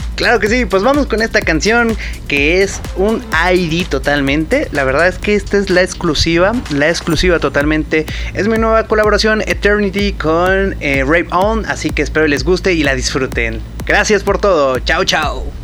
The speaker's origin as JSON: {"language": "Spanish", "country": "Mexico", "said": "soy el DJ mexicano que tengo el radio show más largo"}